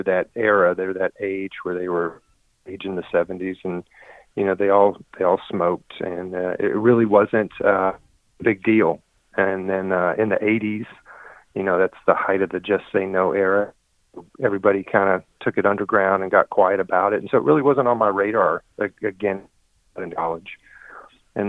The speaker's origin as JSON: {"language": "English", "region": "East Tennessee", "country": "United States", "tie": "born or raised there", "said": "I grew up in East Tennessee, Smoky Mountains, with a twin brother and little sister"}